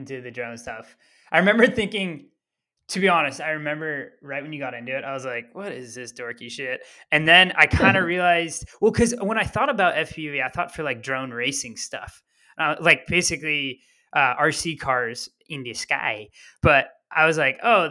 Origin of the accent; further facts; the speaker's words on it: Bay Area, California, United States; I was from the Bay Area